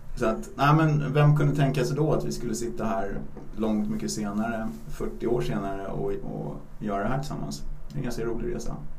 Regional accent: Stockholm, Stockholm County, Sweden; Vi är uppvuxna på Östermalm i Stockholm

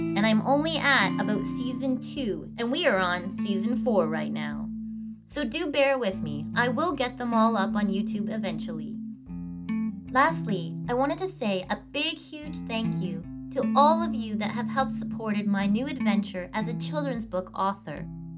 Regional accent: Canada; Canadian podcast looking to explore the myths, legends, and just good old stories Canada has to tell.

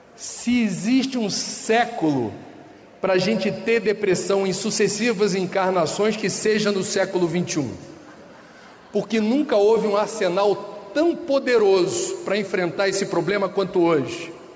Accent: Rio de Janeiro, Brazil; moved away; No Rio de Janeiro, de onde eu venho

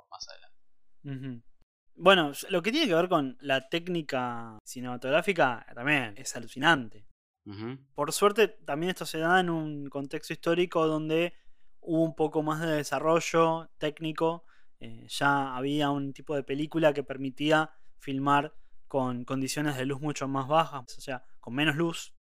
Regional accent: Argentina; acá uno puede tener apellido italiano, pero antes que apellido italiano es argentino

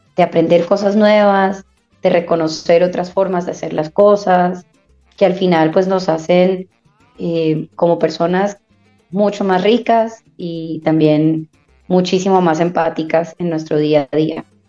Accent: Barranquilla, Atlántico, Colombia; now in Bogotá, Colombia; Nací en Bogotá y me crié en Barranquilla

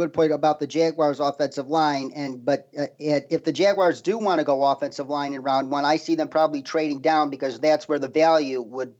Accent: Chicago, Illinois, United States; my hometown, Chicago, the suburban Chicago, to be more exact.

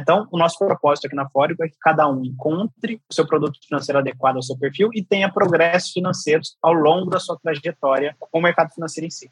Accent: São Gonçalo do Sapucaí, Minas Gerais, Brazil; eu sou criado no interior de Minas, em São Gonçalo de Sapucaí, sou, sou de lá, sou mineiro

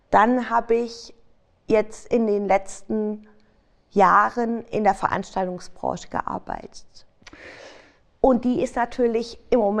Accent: Frankfurt, Hesse, Germany; Ich bin gebürtig aus Frankfurt.

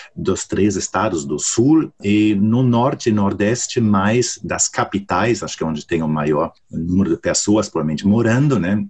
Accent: Germany; Portuguese is a second language; moved away

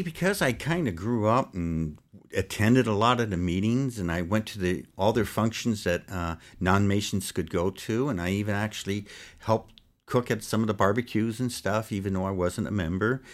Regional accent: Los Angeles, California, United States; also born or lived in Poughkeepsie, New York / Pleasant Valley, New York; I grew up in the South Bay area, it's called, of L

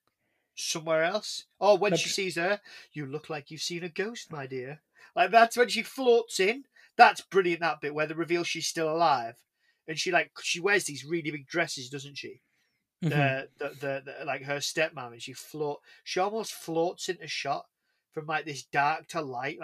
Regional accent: England, United Kingdom; I'm English.

